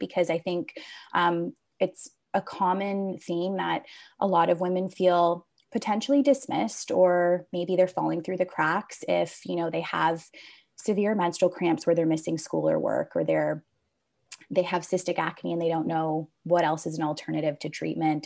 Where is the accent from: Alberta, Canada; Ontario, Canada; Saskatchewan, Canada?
Ontario, Canada; Hamilton; born and raised in Hamilton, Ontario, so I went to McMaster University.